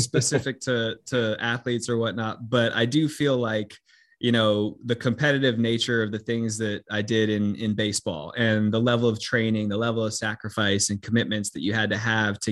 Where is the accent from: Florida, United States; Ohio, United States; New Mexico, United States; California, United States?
California, United States; Los Angeles; I'm from Los Angeles